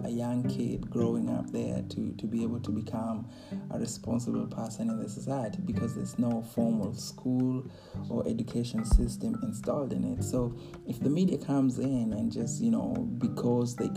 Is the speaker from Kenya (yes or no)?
yes; Kenya; moved away as an adult; growing up in Kenya